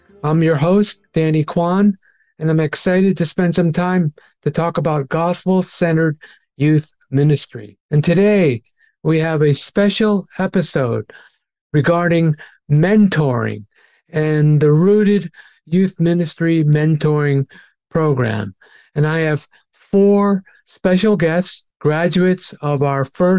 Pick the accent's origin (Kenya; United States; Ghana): United States; the North; I'm from the north here too